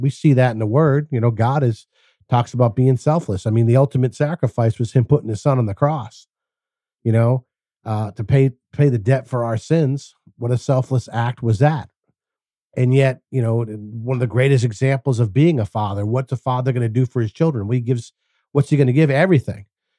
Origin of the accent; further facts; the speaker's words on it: Massachusetts, United States; I grew up in Massachusetts, and like all my Portuguese friends, my fathers were all carpenters.